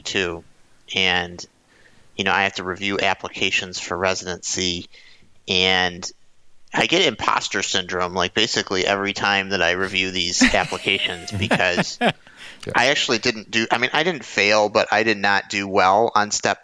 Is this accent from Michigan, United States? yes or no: yes; Detroit, Michigan, United States; I'm again from Detroit